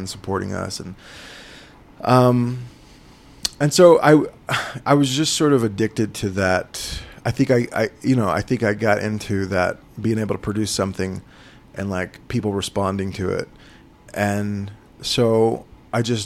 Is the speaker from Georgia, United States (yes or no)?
no; Holdenville, Oklahoma, United States; also born or lived in Tulsa, Oklahoma / Santa Fe, New Mexico; I'm from rural Oklahoma, a town called Holdenville. And I live in Tulsa now